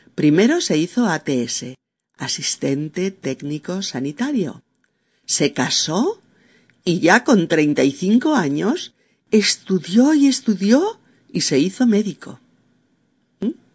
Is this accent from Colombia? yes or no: no; Spain; mi país